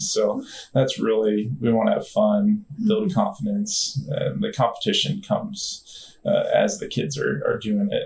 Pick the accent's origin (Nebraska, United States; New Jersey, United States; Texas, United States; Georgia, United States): Nebraska, United States; born or raised there; also born or lived in DeKalb, Illinois